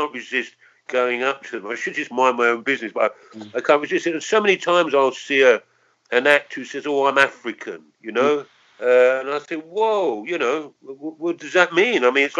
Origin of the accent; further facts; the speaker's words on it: England, United Kingdom; And I'm English, but I'm working class English